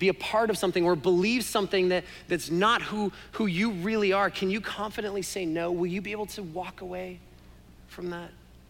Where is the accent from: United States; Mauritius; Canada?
Canada; Sorry, maybe you didn't understand my accent, eh? Right?